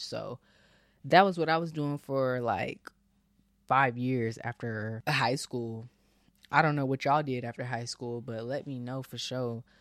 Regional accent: Bay Area, Northern California, United States; moved away as an adult; now in Texas, United States; I'm Bay Area with it pretty much

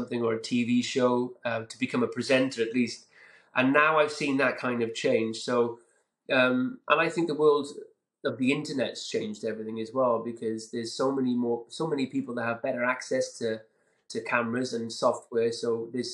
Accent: Caerphilly, Wales, United Kingdom

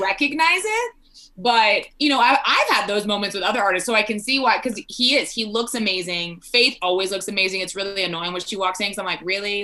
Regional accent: South Texas, United States; now in Colorado, United States; originally born and raised in Texas. We in South Texas

